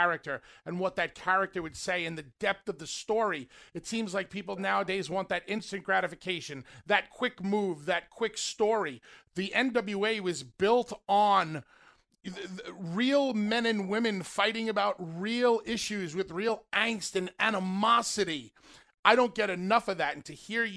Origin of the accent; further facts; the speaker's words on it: Northeast, United States; growing up in the Northeast